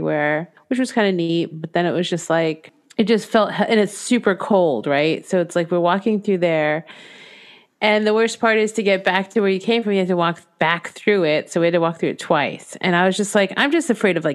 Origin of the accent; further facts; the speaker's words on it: New England, United States; also born or lived in Torrington, Connecticut; I grew up around New England